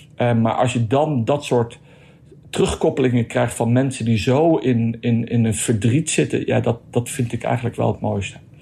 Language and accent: Dutch; Netherlands; als Nederlander